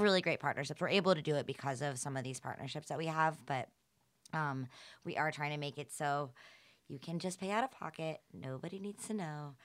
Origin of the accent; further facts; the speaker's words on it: Atlanta, Georgia, United States; I'm from the South